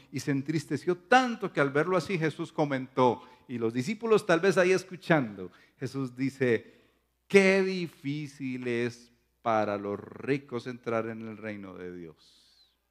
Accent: Paisa region, Antioquia, Colombia; está siendo paisa en este caso. Eh, ustedes saben que en nuestra cultura somos así exagerados

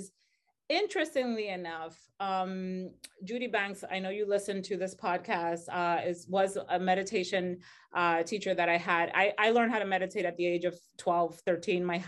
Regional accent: Dominican Republic; moved away as an adult; I'm originally from the Dominican Republic.

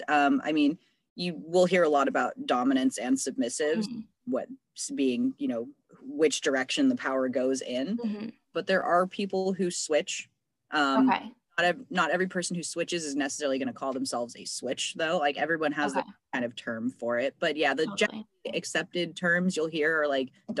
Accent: San Francisco Bay Area, California, United States; growing up in the San Francisco Bay Area

